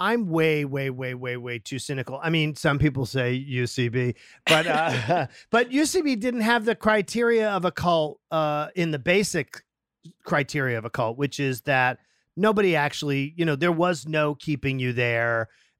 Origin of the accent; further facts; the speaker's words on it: Massachusetts, United States; I'm from Massachusetts.